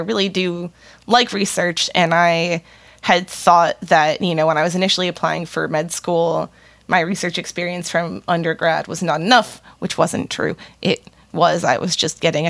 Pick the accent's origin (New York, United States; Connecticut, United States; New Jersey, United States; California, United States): Connecticut, United States; moved away as an adult; now in St. Louis, United States; Originally I'm from the East Coast. I'm from Connecticut.